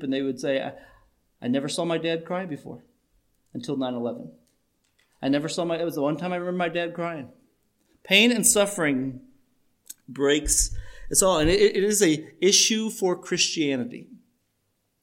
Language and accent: English; Chicago, Illinois, United States; we are from Chicago